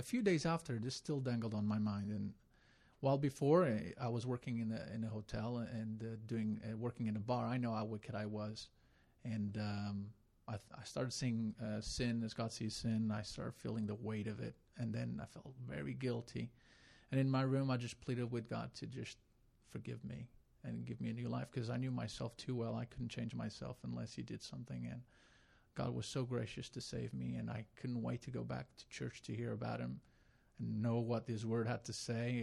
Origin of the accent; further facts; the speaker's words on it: Madeira, Portugal; moved away; I was from Madeira